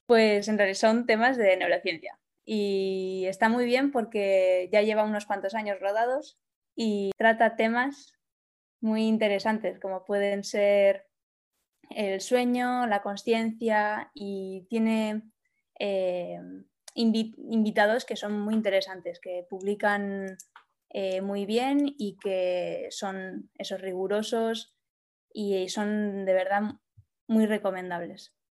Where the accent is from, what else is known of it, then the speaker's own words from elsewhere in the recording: Basque Country, Spain; moved away as an adult; now in Barcelona, Spain; soy del País Vasco y por eso estudié allí